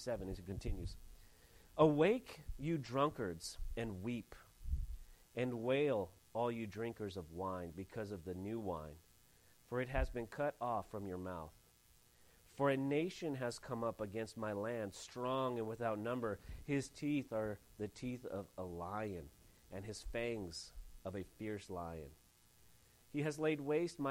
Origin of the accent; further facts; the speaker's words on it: Santa Ynez Valley, California, United States; I grew up in the San Ynez Valley area